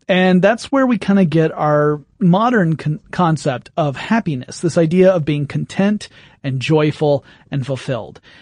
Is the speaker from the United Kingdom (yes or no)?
yes; England, United Kingdom; being English